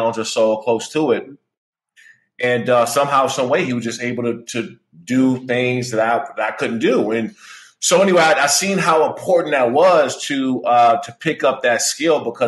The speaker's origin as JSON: {"language": "English", "area": "Prince George's County", "region": "Maryland", "country": "United States", "tie": "born or raised there", "moved": "as an adult", "said": "I grew up in Prince George's County, Maryland, in the DMV area"}